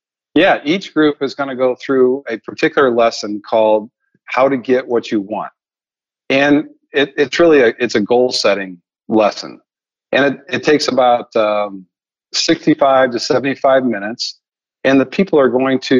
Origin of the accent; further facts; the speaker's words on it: Missouri, United States; I'm from Missouri